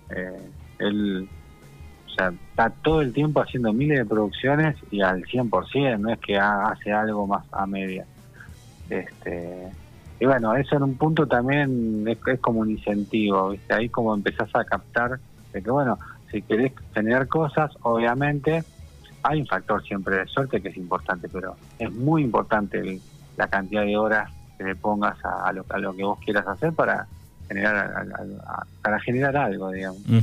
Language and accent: Spanish; General Pico, La Pampa, Argentina; now in Buenos Aires, Argentina; me crié ahí en General Pico, que es una ciudad muy tranquila